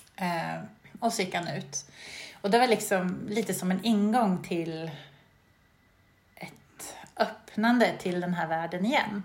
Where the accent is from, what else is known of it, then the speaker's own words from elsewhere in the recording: Sweden; moved away as an adult; also born or lived in England; jag var väl hemma i Sverige det året